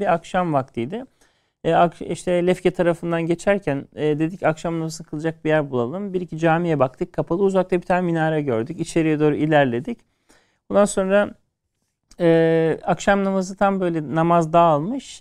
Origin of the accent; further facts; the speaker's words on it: Turkey; Türkiye'den geliyoruz.